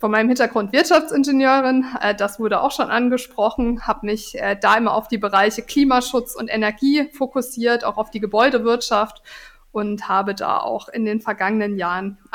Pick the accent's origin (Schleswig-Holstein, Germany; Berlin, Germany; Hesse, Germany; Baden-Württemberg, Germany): Baden-Württemberg, Germany; Karlsruhe; Also ich, ich komme einfach aus Karlsruhe, ich bin hier verwurzelt.